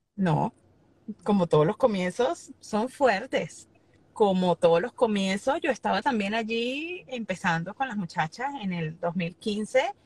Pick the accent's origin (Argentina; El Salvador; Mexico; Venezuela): Venezuela; now in Miami, United States; como venezolano